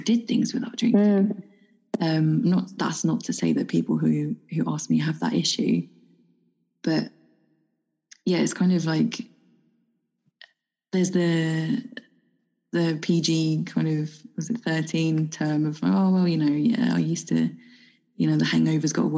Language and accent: English; United Kingdom; moved away; being a Brit who doesn't drink alcohol, especially living in a foreign country.